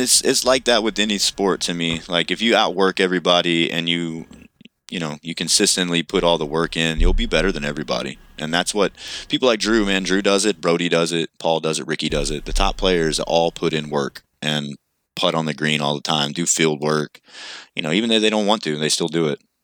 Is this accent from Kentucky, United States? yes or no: yes; Kentucky, United States; I'm from Kentucky.